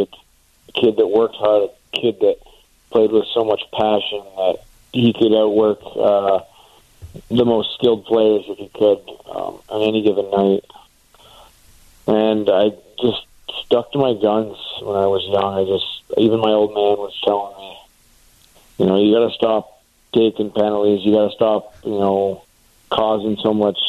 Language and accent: English; Canada; being a Canadian kid, I watched a lot of hockey growing up